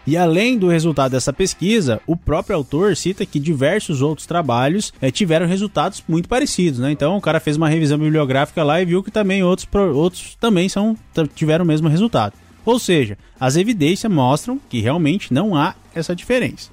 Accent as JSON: {"language": "Portuguese", "country": "Brazil"}